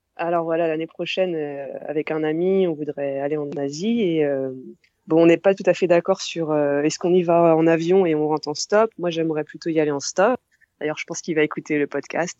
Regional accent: Orléans, Centre-Val de Loire, France; j'ai 30 ans et euh, je viens d'Orléans, c'est à 100 km à peu près au sud de Paris.

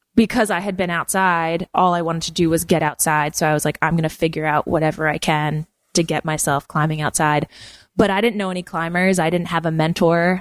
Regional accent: New Jersey, United States; now in New Paltz, United States; I grew up in New Jersey and I grew up on the ocean

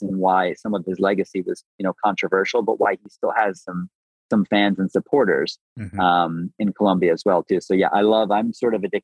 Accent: Buffalo, New York, United States; I grew up in the Great Lakes region. I grew up in Buffalo

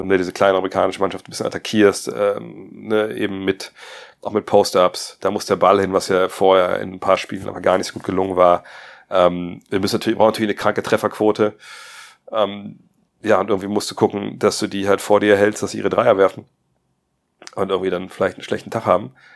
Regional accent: Wolfsburg, Lower Saxony, Germany; in so einem Plattenbau da bei uns in Wolfsburg, Detmarode

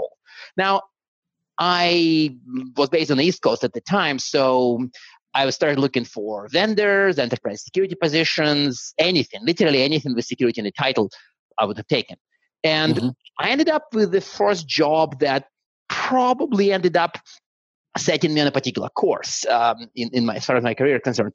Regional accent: Siberia, Russia; first language Russian; English is a second language; moved away; I was born in Siberia, and now in my hometown in Siberia, there was exactly one school that actually taught English from first grade.

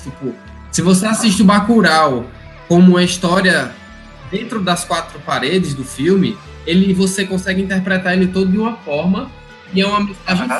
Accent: Mossoró, Rio Grande do Norte, Brazil; also born or lived in São Paulo; Aí eu tinha o quê? Seis anos. Aí vim morar direto lá em onde? Em Mossoró. Aí, tipo, não tem mais sotaque, não tenho mais.

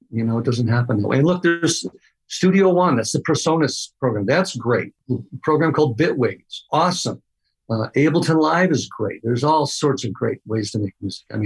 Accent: Midwest, United States; I'm from the Midwest where you're just supposed to be happy with what you got.

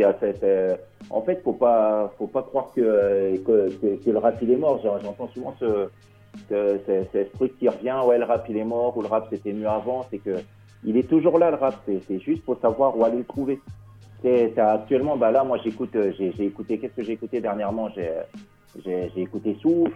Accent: Cergy, Île-de-France, France; Nous, on est du 95. Moi, je suis sur Sergi

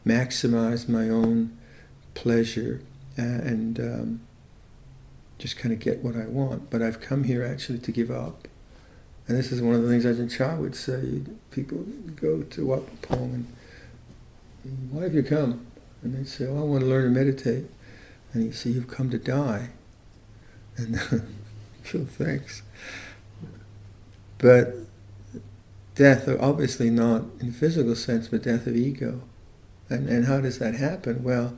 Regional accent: Chennai, Tamil Nadu, India; So having Siddharth join us, who's originally from Mumbai, and I'm from Madras. What's Madras? It's Chennai now.

